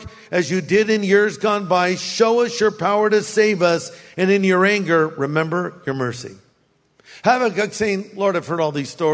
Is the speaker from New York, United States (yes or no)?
no; Orange County, California, United States; now in Riverside, United States; my high school campus, Newport Harbor High